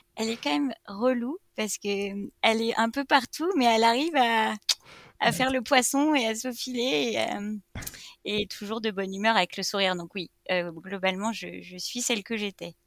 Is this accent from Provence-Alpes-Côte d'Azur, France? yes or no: no; Reims, Grand Est, France; moved away as an adult; also born or lived in Paris; now in Brittany, France; je suis née à Reims. où j'ai passé mes 18 premières années de vie